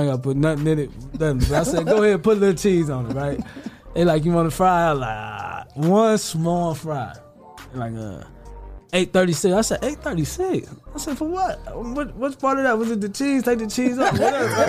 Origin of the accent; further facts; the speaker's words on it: Toledo, Ohio, United States; I love the north side. Like that's where I grew up and raised